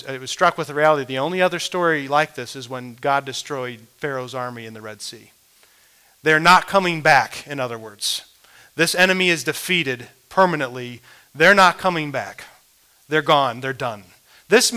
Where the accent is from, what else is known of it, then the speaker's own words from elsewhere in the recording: Midwest, United States; as a young man growing up in the Midwest